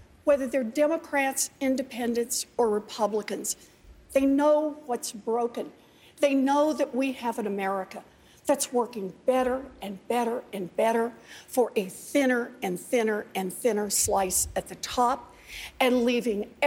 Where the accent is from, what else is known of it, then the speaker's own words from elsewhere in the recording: Oklahoma, United States; moved away; I grew up out in Oklahoma